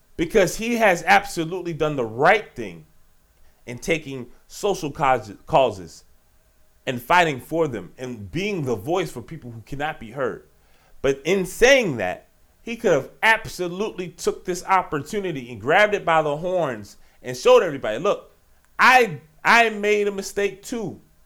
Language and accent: English; Richmond, Virginia, United States; Petersburg, my home state. Right outside Richmond, my hometown city